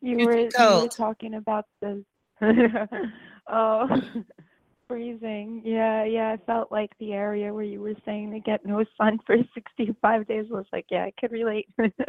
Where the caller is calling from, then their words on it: Westchester, upstate New York, United States; I'm calling from New York.